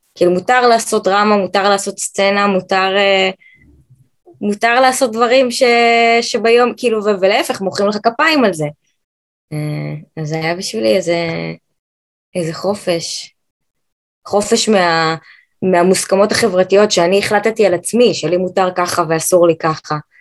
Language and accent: Hebrew; United States; now in Israel; גדלתי בארצות הברית, אה, למדתי בקיבוץ, בתור ילדת חוץ